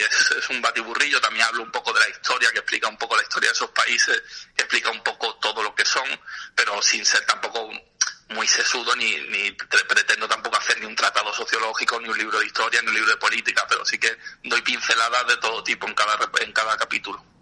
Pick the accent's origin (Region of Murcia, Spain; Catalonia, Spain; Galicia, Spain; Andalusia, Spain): Andalusia, Spain; Málaga; moved away as an adult; now in Madrid, Spain; soy periodista, soy malagueño y me vine a vivir a Madrid en 2007